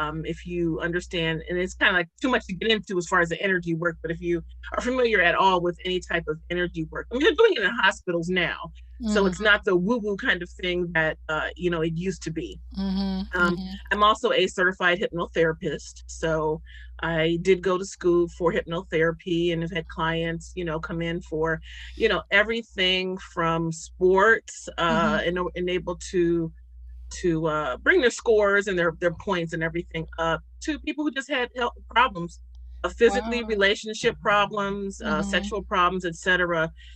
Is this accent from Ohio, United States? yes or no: yes; Youngstown, Ohio, United States; moved away as an adult; now in Cleveland, United States; I am from Youngstown, Ohio.